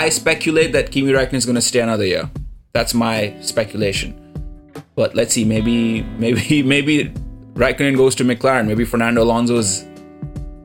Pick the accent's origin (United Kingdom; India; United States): India; I'm Indian.